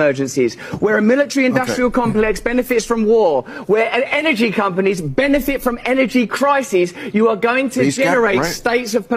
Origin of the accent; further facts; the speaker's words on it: England, United Kingdom; I'm English